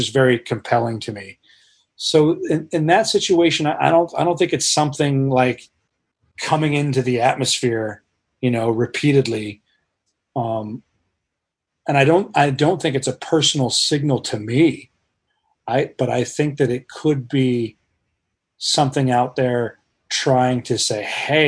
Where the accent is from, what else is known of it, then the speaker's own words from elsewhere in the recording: Colorado, United States; moved away; I grew up in Colorado